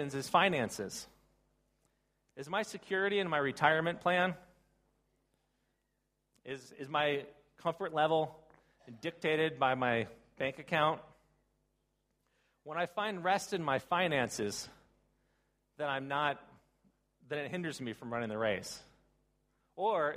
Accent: United States; I come from the Baltimore, Washington, D.C. area.

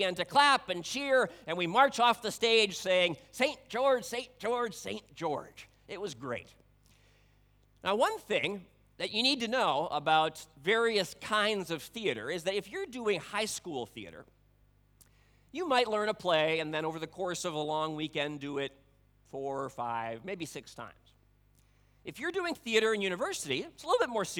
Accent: Budapest, Hungary; moved away; I grew up in Hungary, the capital city of Budapest.

